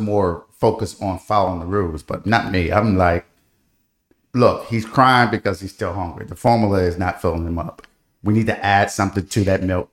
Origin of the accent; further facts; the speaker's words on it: Detroit, Michigan, United States; now in Virginia, United States; growing up in Detroit